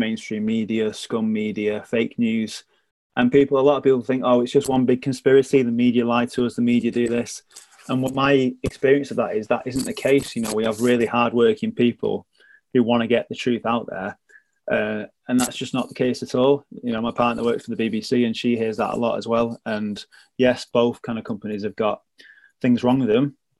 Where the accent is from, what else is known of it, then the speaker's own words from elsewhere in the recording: Manchester, North West England, United Kingdom; I'm a journalist at ITV Granada Reports, and I'm from Manchester.